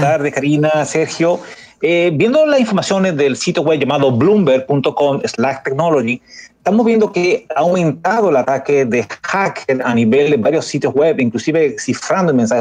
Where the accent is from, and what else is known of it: Dominican Republic